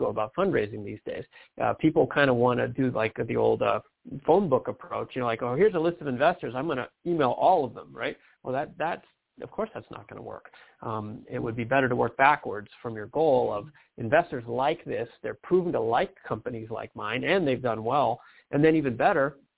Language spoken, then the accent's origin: English; Detroit, Michigan, United States; I'm from Detroit.